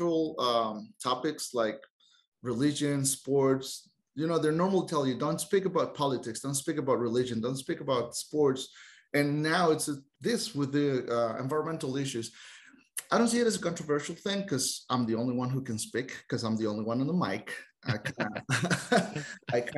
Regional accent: Costa Rica

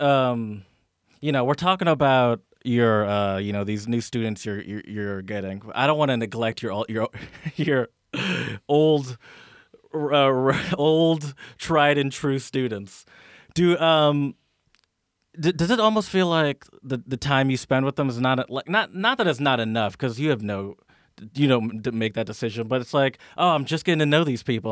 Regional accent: United States; me as an American

